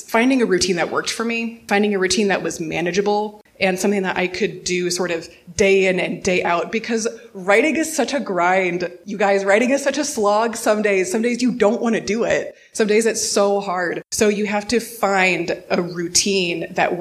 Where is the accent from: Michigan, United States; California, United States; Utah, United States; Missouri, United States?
Missouri, United States; also born or lived in Denver / Bowling Green, Ohio; now in Cleveland, United States; I'm from Missouri originally